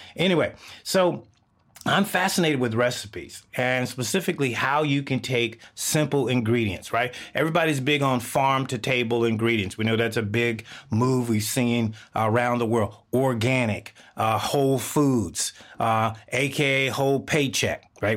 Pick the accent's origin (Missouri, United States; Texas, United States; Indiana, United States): Texas, United States; I grew up in the South of the United States, Texas.